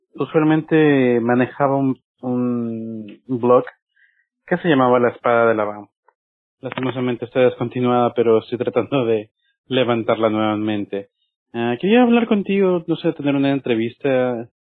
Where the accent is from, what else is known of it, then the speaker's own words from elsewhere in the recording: Ecuador; soy de Ecuador